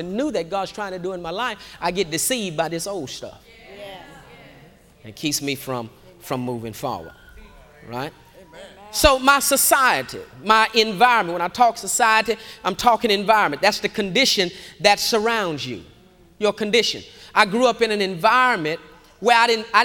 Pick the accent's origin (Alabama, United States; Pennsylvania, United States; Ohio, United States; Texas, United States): Texas, United States; Houston; I grew up in Acres Home, and across the bayou, we had a bayou that ran on the back of the community